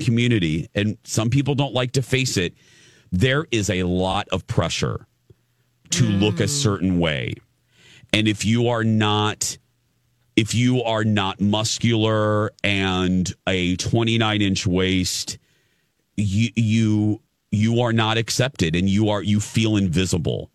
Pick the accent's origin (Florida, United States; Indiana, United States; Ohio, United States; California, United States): Indiana, United States; Michigan City; moved away; being in Michigan City, my hometown, for the reunion